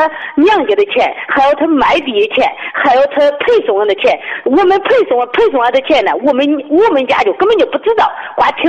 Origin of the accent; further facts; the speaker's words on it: Henan, China; 我是河南的。